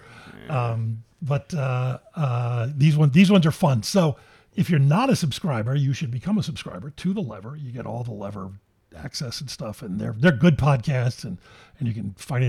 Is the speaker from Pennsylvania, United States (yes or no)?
yes; Philadelphia, Pennsylvania, United States; I grew up in West Philadelphia, where Bill Cosby's from.